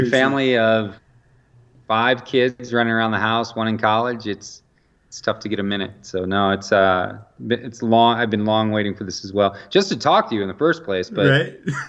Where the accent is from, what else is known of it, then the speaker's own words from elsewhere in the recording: Western New York, United States; moved away as an adult; also born or lived in Chicago, Illinois / California / Fort Bragg, North Carolina; now in Nebraska, United States; born in Chicago, my parents moved to Western New York when I was 10.